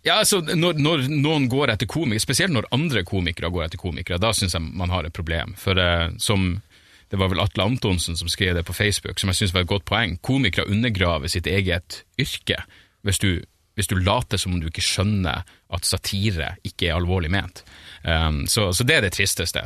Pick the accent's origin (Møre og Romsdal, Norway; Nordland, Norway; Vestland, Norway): Nordland, Norway; Narvik; jeg er fra Narvik